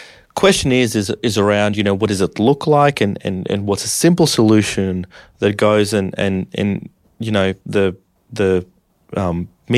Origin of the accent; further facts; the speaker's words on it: Russia; born there; I was born in Russia in the 90s. Well, I was born in the 80s, but, you know.